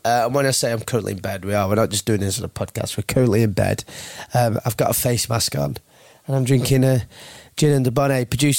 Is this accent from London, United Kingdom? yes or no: no; Burnley, North West England, United Kingdom; accent: Burnley; Have you noticed I've gone more Burnley as well in my accent